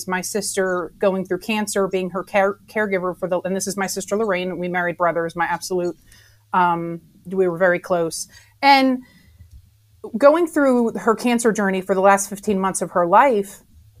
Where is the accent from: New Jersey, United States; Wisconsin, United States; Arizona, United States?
New Jersey, United States; Jersey Shore; moved away as an adult; now in South Carolina, United States; So I'm a Jersey girl. I'm from the Jersey Shore. And I have moved to South Carolina when I was 19 years old. So I graduated high school in New Jersey